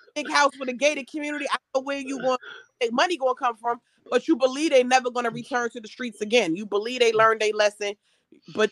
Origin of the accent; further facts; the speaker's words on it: New Jersey, United States; I'm from New Jersey